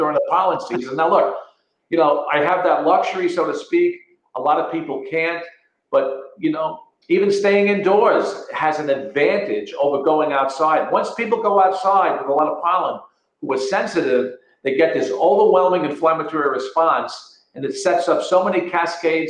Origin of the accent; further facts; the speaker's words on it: Connecticut, United States; moved away as an adult; now in Florida, United States; I'm speaking from Florida now and not from my, you know, state of Connecticut, is that I lived in the Connecticut Valley